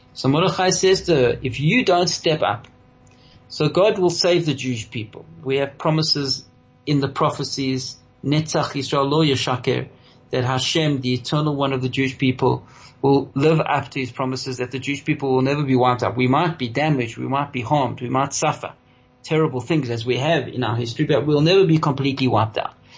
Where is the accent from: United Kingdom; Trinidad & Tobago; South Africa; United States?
South Africa; we as South African Jews